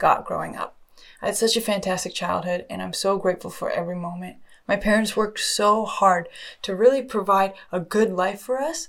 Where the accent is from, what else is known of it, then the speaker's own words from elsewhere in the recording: just outside of Toronto, Ontario, Canada; also born or lived in Australia; I was born just outside of Toronto, Canada, and I can't lie, I've had such an amazing upbringing